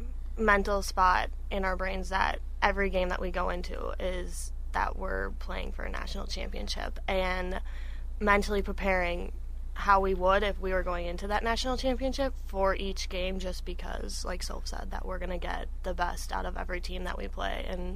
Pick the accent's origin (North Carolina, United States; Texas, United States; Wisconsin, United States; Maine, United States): Wisconsin, United States; River Falls; But I grew up in River Falls. I know those coaches very well, obviously being from there.